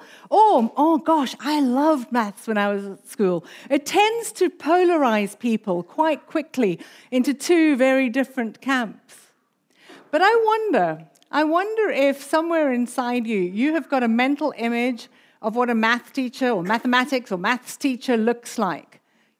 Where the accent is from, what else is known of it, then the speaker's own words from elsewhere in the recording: South Africa; accent: South African; also born or lived in United Kingdom; we came from the UK. But my accent's actually mainly South African, so there's a bit of a mixture there.